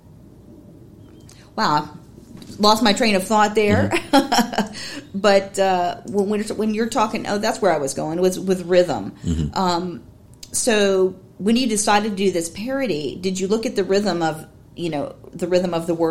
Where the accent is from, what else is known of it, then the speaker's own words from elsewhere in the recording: Alabama, United States; moved away; I'm originally from Alabama